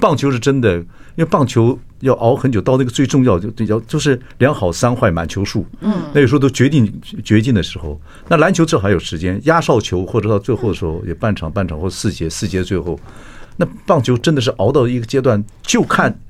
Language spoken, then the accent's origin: Chinese; Northeast China, China; accent: Northeastern (Dongbei); 我有口音，我发不出这个音。 {S1} 对， {S0} 我有点东北腔，